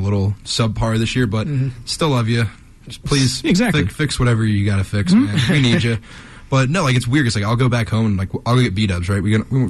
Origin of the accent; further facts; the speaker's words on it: between Cincinnati and Columbus, Ohio, United States; my hometown is in the middle between Cincinnati and Columbus. I am, right in the middle.